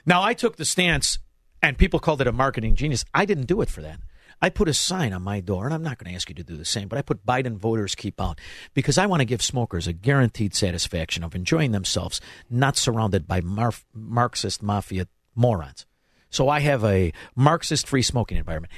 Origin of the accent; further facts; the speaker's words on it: Melrose Park, Illinois, United States; also born or lived in Southwest Florida; now in Elmwood Park, United States; I'm from Melrose Park, but I live in Elmwood Park